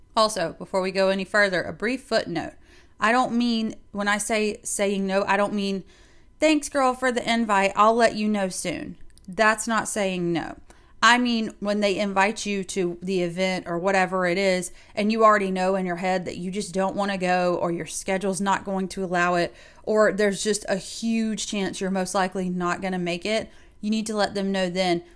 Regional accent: South Carolina, United States; moved away; we both happened to be from South Carolina

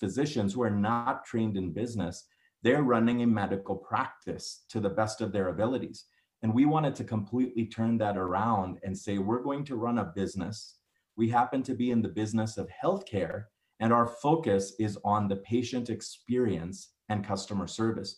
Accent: New Orleans, Louisiana, United States; moved away as an adult; also born or lived in Houston, Texas / Virginia / Detroit, Michigan; now in Colorado Springs, United States; I was born in Houston, grew up there for the first few years of my life. Virginia for 4 years, New Orleans for 12 years

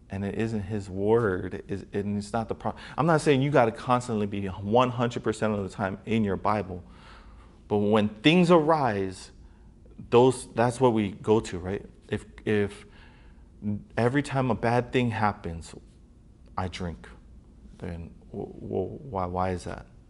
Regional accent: Hawaii, United States; people, um, from Hawaii

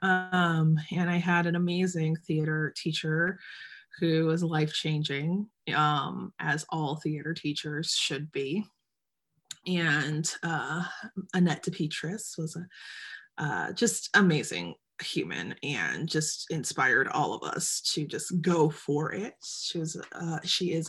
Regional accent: Detroit, Michigan, United States; also born or lived in Birmingham, Michigan; I was born and raised in Metro Detroit

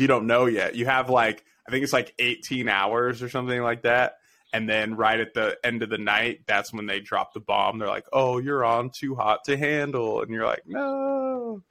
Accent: Las Vegas, Nevada, United States; born or raised there

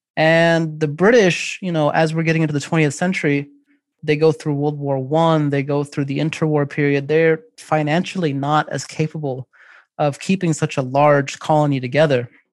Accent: United States; I am an American of Pakistani descent

